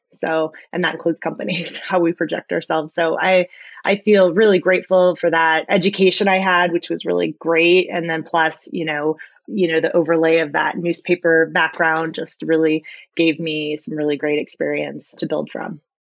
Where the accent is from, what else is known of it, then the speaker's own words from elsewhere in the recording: Iowa, United States; I always wanted to go to the University of Iowa. I was from Iowa and that's really the only place I looked